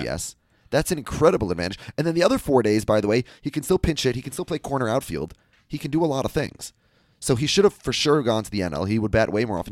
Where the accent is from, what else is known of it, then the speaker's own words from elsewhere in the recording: Minnesota, United States; I'm from the Midwest.